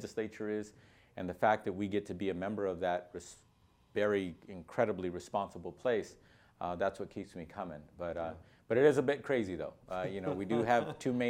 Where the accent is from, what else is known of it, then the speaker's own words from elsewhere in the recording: Los Angeles, California, United States; I'm from Los Angeles, California